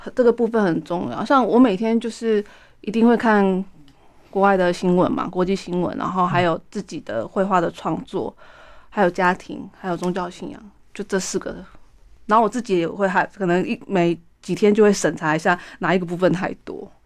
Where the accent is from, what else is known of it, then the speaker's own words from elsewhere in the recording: Hualien, Hualien County, Taiwan; now in Taipei, Taiwan; 就是我的故乡美轮